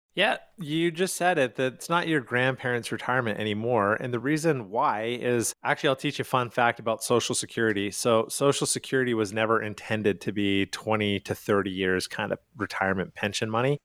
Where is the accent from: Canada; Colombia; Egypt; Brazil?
Canada; Calgary, Alberta; moved away as an adult; now in United States; I am from Calgary, Canada